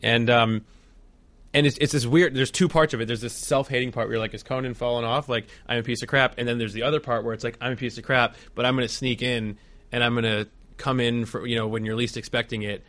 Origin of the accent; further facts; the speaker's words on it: New Jersey, United States; I'm from New Jersey